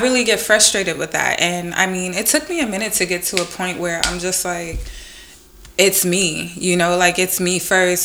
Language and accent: English; New York City, New York, United States; I'm from Brooklyn